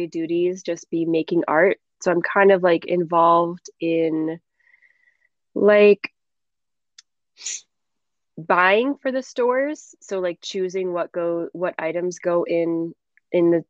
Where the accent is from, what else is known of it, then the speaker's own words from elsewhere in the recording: Michigan, United States; moved away; my hometown in Michigan.